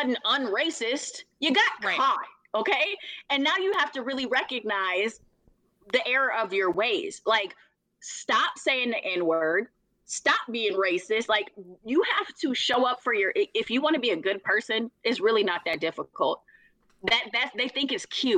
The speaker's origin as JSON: {"language": "English", "town": "Minneapolis", "region": "Minnesota", "country": "United States", "said": "from North Minneapolis, nobody cared that I considered myself Black"}